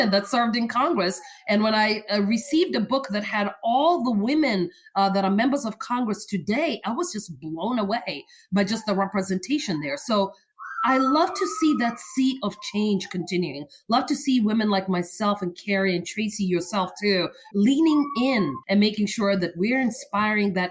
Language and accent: English; Kenya; moved away; Born and raised in Kenya